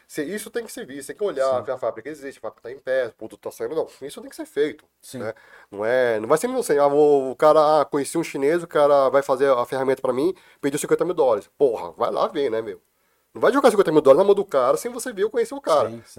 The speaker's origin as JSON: {"language": "Portuguese", "country": "Brazil", "said": "eu sou brasileiro, sou descendente de chineses, sou brasileiro"}